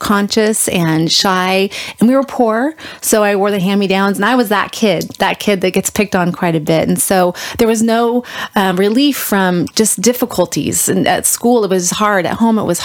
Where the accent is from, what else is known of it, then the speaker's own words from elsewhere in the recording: Northern California, United States; we moved up from Southern California to Northern California. And my parents bought some acreage, 40 acres